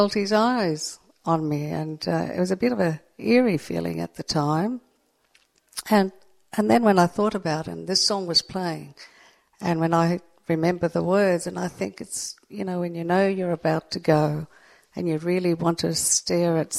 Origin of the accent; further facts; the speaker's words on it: Sydney, New South Wales, Australia; I've lived on the northern beaches all my life and I wouldn't live anywhere else.